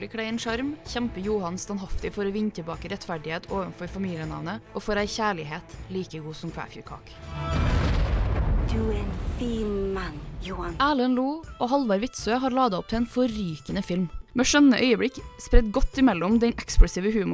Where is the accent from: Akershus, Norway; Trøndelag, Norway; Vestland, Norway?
Trøndelag, Norway; som trønder med røtter fra Titran sjøl